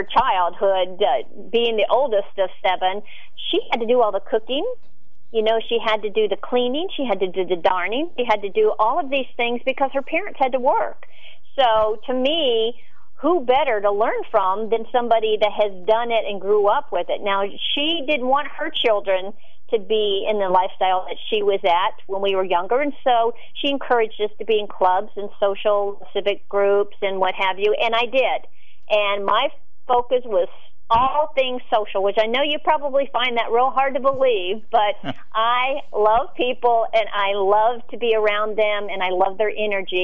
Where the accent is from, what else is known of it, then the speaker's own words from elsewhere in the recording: Florida, United States; moved away as an adult; I was raised in Florida